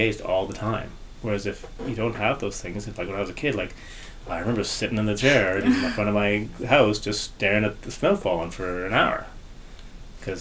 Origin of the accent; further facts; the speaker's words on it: Toronto, Ontario, Canada; moved away; also born or lived in Lower Mainland, British Columbia; I grew up in Ontario and I grew up in Toronto